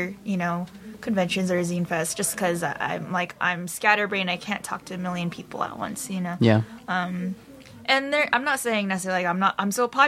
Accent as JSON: {"language": "English", "region": "California", "country": "United States", "said": "The Valley."}